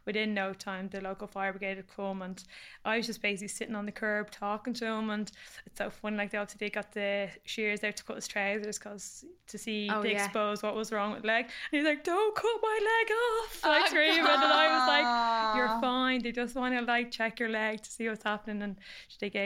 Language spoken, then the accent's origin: English; Warrenview, Leinster, Ireland; growing up in Warrenview, we were a bit of a mad estate.